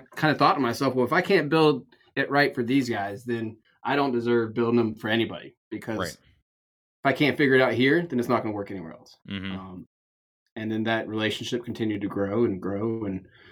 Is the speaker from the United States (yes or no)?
yes; Eastern North Carolina, United States; accent: Eastern North Carolina; also born or lived in Hawaii; you're from East North Carolina